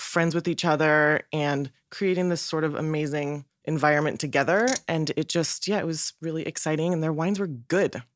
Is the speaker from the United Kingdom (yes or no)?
no; Northern California, United States; I'm from Northern California